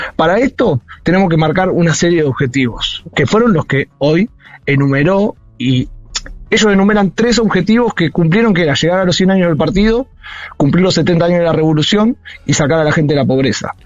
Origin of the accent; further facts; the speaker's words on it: Saladillo, Buenos Aires Province, Argentina; moved away as an adult; now in Beijing, China; mi pueblo también, yo soy de Saladillo